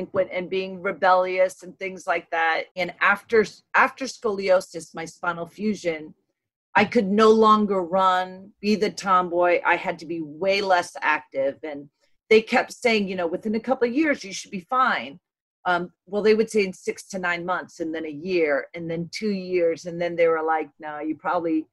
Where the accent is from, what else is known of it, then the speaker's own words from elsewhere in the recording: New York City, New York, United States; born and raised in Brooklyn, New York